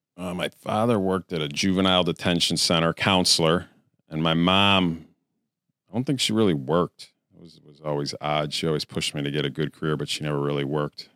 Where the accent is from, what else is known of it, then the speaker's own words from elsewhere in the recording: Queensbury, New York, United States; I'm from upstate New York